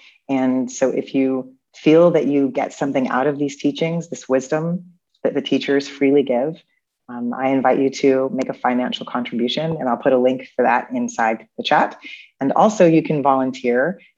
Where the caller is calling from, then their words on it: Chicago, Illinois, United States; I am Zooming in from Chicago, actually, where I used to live.